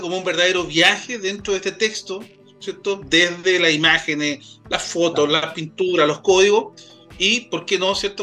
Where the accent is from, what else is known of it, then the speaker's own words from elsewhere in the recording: Quilpué, Valparaíso, Chile; yo soy de, de Quilpué, nacido y, y criado como siempre digo, de, esa zona de la quinta región